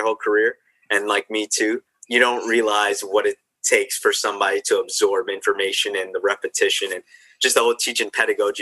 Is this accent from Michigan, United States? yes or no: no; Dix Hills, New York, United States; moved away as an adult; also born or lived in Miami; now in Jersey City, United States; I'm originally from Long Island, New York. So after I graduated in 2012, I came back home to Long Island